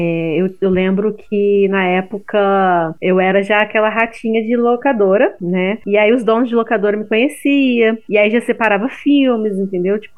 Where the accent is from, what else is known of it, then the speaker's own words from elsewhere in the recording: Rio de Janeiro, Brazil; Porque eu sou do Rio e não